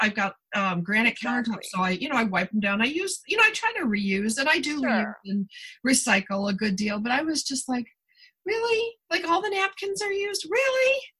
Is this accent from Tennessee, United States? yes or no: no; Niagara Falls, New York, United States; now in Southern California, United States; I came from Niagara Falls area where there's tons of water. Like, it's not like, you know, and I do live in the Southern California desert where we did have water rationing for years